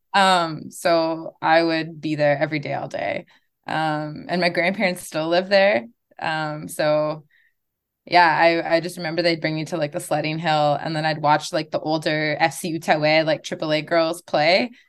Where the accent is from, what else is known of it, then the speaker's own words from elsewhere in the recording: Kitigan Zibi, Quebec, Canada; I'm from Kirikon City on my dad's side, um, which is an hour and a half north of Ottawa and, uh, one of the closest Algonquin communities to Ottawa.